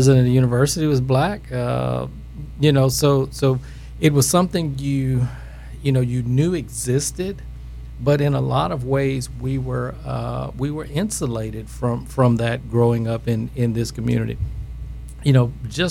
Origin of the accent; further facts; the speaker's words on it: Grambling, Louisiana, United States; my upbringing here